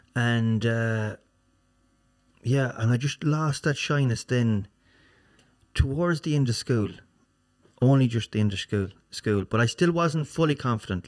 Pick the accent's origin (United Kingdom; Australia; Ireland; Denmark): Ireland; Swinford, Connacht; also born or lived in Castlebar / Galway / America; Swinford, Swinford is my hometown